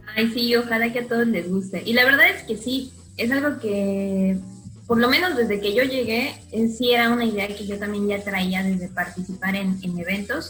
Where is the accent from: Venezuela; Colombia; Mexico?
Mexico; Mexico City; moved away as an adult; now in Cancún, Mexico; soy de la Ciudad de México